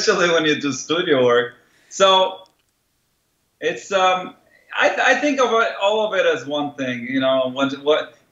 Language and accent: English; Israel; moved away; I grew up in Israel